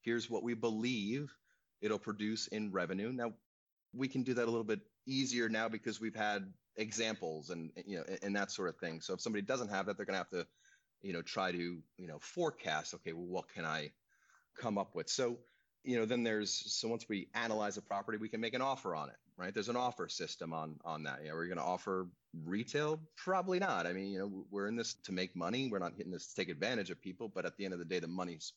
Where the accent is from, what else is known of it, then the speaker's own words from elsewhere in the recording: Long Island, New York, United States; now in California, United States; I grew up on Long Island, so it's a 30-mile width island